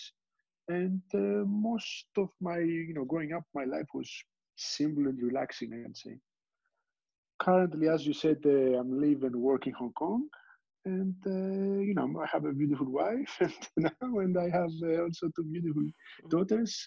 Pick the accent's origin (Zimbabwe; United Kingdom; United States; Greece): Greece; moved away; I was born and raised in Greece